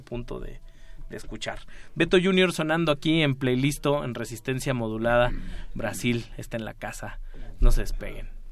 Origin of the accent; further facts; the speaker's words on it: Mexico; como decimos acá en México, le campechanean, mezclan.